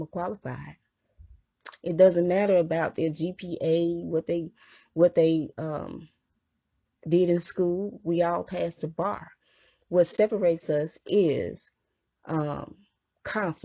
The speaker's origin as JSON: {"language": "English", "region": "Mississippi", "country": "United States", "tie": "born or raised there", "said": "I was from Mississippi, I was born in Mississippi"}